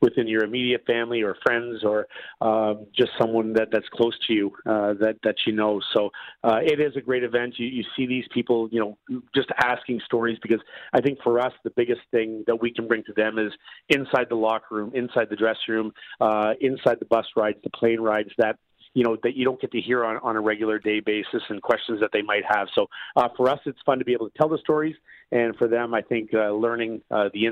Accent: Canada; being a Canadian kid

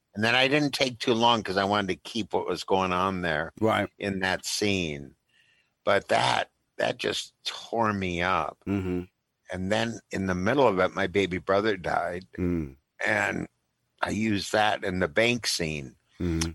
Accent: Minnesota, United States; as a Minnesotan as I am, a very Midwesterner

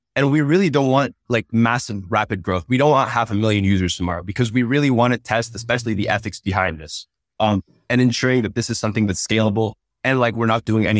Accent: Thailand; English is a second language; also born or lived in Uzbekistan; I grew up in Thailand and Uzbekistan and didn't have access to traditional therapy and traditional resources.

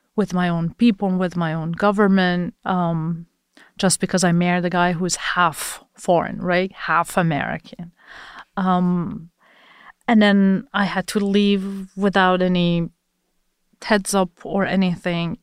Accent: Iran; moved away

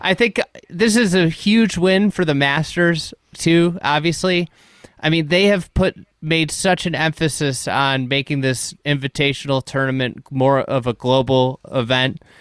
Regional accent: United States; as an American

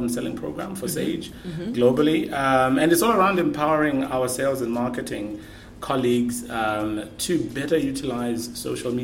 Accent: Zimbabwe; moved away as an adult; now in Ireland; I'm originally from Zimbabwe, born and bred.

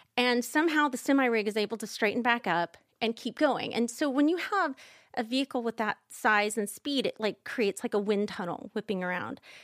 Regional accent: Kansas, United States; I'm from Kansas

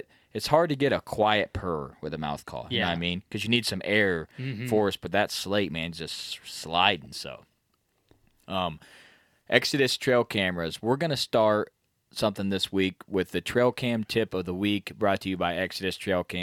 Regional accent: Midwest, United States; We're from the Midwest

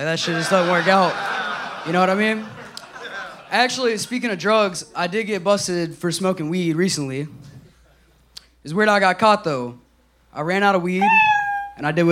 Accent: Houston, Texas, United States; I'm from Houston

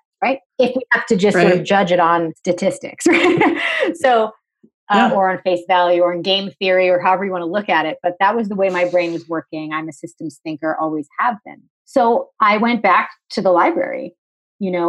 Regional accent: New England, United States; I'm from New England

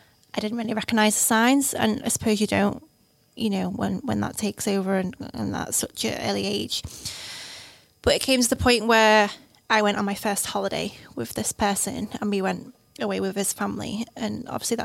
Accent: the Wirral, North West England, United Kingdom; moved away as an adult; also born or lived in Lancaster; I'm from the Wirral

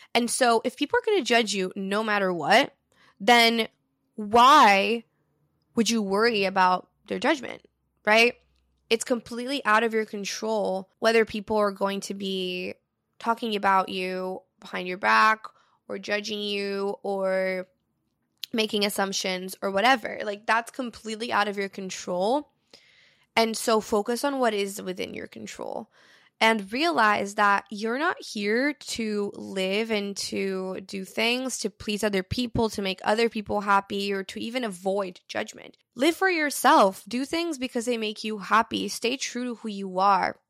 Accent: Brazil; moved away; I'm fluent in three different languages because I grew up in Brazil.

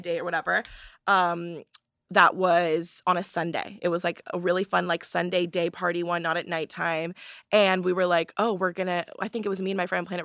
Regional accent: Palos Verdes, California, United States; I'm from Palos Verdes, California

